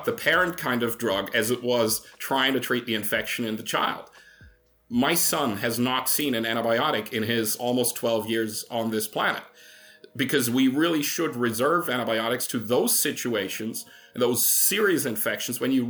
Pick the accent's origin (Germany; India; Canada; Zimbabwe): Germany; moved away; I come from Germany originally